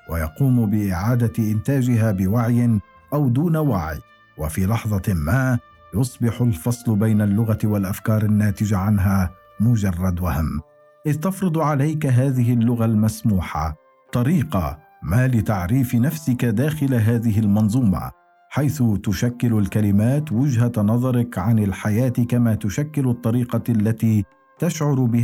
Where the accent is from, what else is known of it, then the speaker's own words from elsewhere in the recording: Palestine; now in Germany; لماذا يجب علي كفلسطيني يعيش في المانيا ان ادفع هذا الثمن